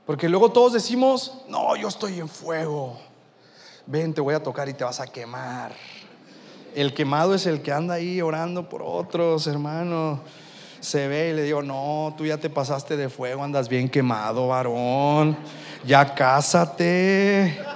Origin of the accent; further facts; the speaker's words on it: Tampico, Tamaulipas, Mexico; Y venimos desde la ciudad de Tampico, Tamaulipas, y desde que llegamos nos han estado haciendo una competencia increíble.